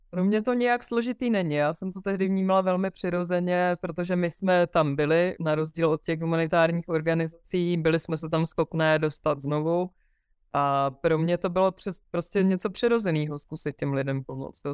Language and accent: Czech; Pardubice, Pardubice Region, Czechia; moved away; východní Čechy jsou moje rodiště a to bude vždycky ta moje rodná hruda, na kterou se budu vracet a miluju to tam, i když už dlouho v Pardubicích nežiju